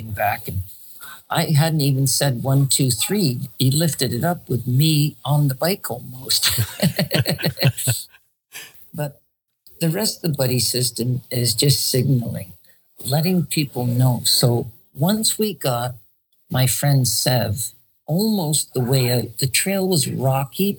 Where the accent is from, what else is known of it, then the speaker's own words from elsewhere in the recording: Canada; as a Canadian